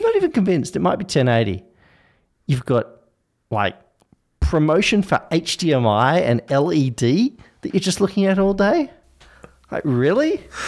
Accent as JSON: {"language": "English", "region": "Tasmania", "country": "Australia", "tie": "born or raised there", "said": "I was born in Tasmania"}